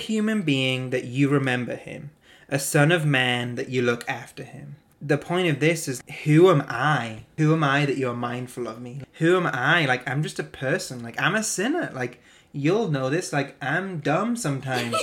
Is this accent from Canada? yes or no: no; North East England, United Kingdom; moved away; I used to live in the northeast of England